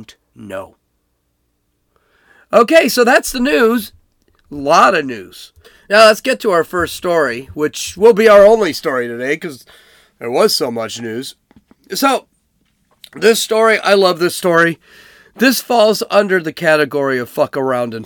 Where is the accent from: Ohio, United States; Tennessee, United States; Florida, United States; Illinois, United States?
Illinois, United States; Chicago; I'm from Chicago. I'm from Oak Lawn